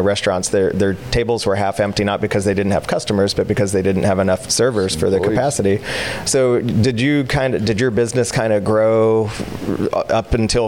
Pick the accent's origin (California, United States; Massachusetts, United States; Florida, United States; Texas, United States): Florida, United States; East Coast of; I was born in Florida as well, on the East Coast.